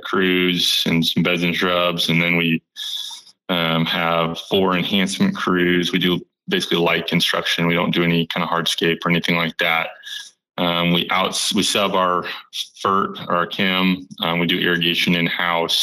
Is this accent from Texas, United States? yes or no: yes; Austin, Texas, United States; I'm born and raised in Austin, Texas